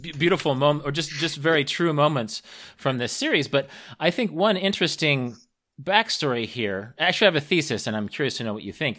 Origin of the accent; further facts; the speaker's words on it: Kansas, United States; I'm from Kansas